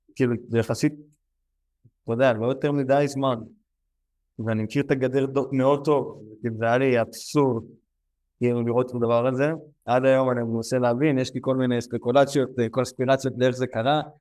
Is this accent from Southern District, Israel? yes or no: yes; Southern District, Israel; אני גם גר בדרום, אני גם רגיל לאזעקות, כל החיים גדלנו לצד האזעקות האלו